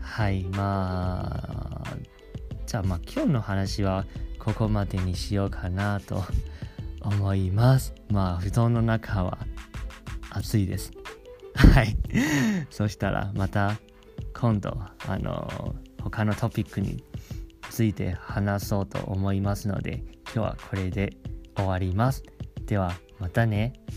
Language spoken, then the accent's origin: Japanese; Taiwan; now in Japan; 台湾出身ですし台湾にもすごく帰りたいと思っています